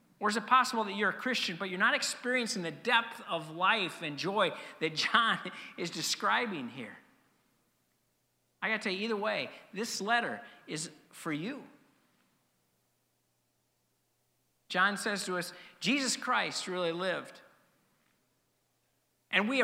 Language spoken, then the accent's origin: English; Denver, Colorado, United States; moved away; I grew up in Denver. Growing up in Denver meant that I became a Denver Bronco fan.